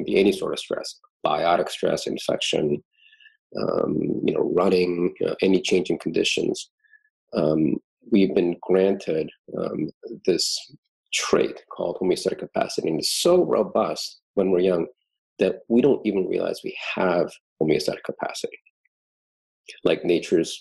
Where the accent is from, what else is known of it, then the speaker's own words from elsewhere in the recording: East Coast, United States; moved away; growing up in the East Coast, two layers in Thanksgiving